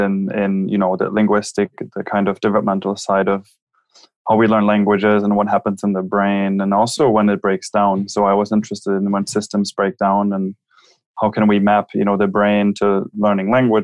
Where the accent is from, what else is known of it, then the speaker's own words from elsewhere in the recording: Germany; English is a second language; moved away as an adult; also born or lived in Minnesota, United States; now in London, United Kingdom; I grew up in Germany